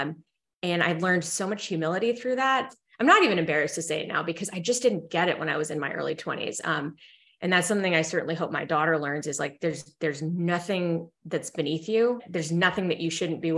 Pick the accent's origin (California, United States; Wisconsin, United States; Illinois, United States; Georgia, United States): Illinois, United States; Evanston; also born or lived in Philadelphia, Pennsylvania; my family moved to Evanston, Illinois, so right outside Chicago, where Northwestern is